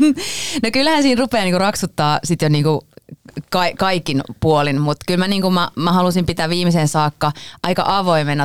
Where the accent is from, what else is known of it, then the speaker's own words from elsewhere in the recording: Pori, Satakunta, Finland; now in Helsinki, Finland; Minä olen Porista lähtöisin